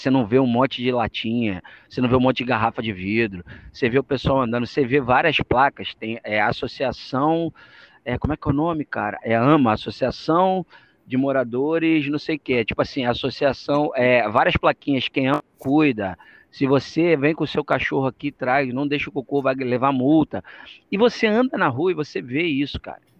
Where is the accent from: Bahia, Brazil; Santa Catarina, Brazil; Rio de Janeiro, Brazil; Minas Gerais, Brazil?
Rio de Janeiro, Brazil; Angra dos Reis; now in Florianópolis, Brazil; Primeiro que eu vim de Angra, então, praia.